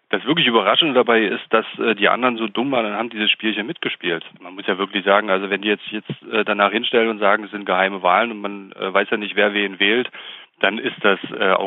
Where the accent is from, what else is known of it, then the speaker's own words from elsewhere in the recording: Thuringia, Germany; wir fühlen uns als Thüringer eigentlich immer gut